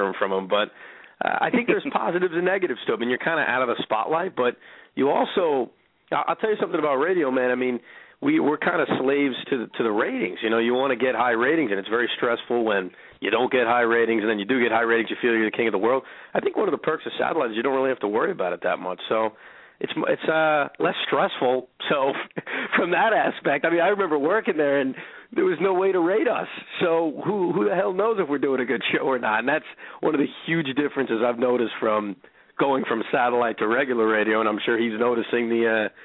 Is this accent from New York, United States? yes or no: yes; New York, United States; I'm a New Yorker